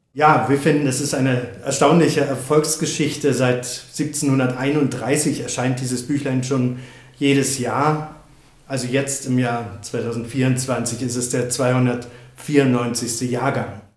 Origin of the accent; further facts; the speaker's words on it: East Germany, Germany; Ich bin ja in der DDR aufgewachsen